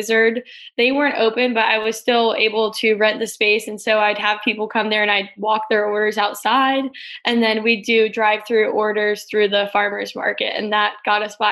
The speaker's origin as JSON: {"language": "English", "town": "Virginia Beach", "region": "Virginia", "country": "United States", "tie": "born or raised there", "said": "I was born and raised in Virginia Beach. I still live here now down at the oceanfront"}